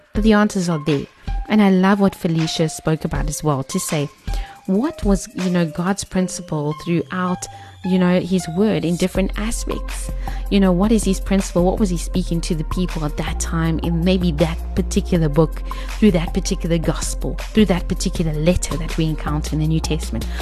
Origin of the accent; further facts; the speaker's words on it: South Africa; as South African women